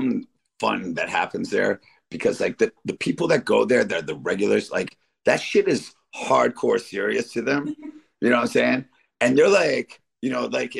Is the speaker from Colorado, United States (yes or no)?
no; Detroit, Michigan, United States; moved away; also born or lived in Royal Oak, Michigan; I'm from Detroit. At least, you know, a big chunk of my life is from Detroit. And when I was a young teenager, I used to go to this place. I lived in Royal Oak